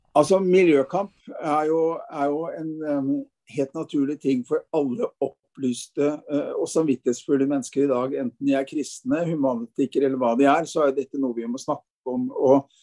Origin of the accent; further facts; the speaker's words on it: Fredrikstad, Østfold, Norway; moved away as an adult; also born or lived in Hakadal / Bærum / Oslo; now in Bergen, Norway; et enkelt menneske fra Østfold. I utgangspunktet jeg kommer fra Fredrikstad